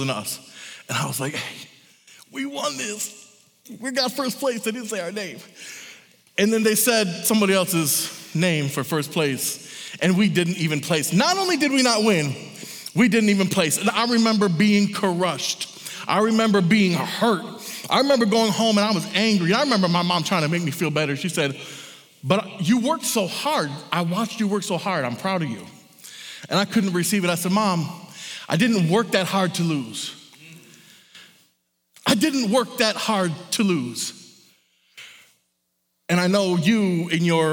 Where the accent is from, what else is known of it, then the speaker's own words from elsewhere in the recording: Michigan, United States; I'm from Michigan.